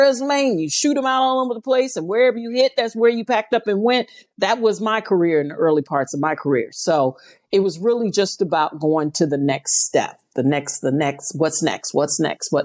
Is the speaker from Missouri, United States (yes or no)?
yes; St. Louis, Missouri, United States; I'm from St. Louis, Missouri